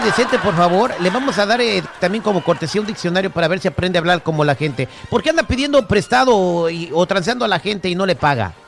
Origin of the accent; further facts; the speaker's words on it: Morelia, Michoacán, Mexico; yo, soy, de Morelia, Michoacán.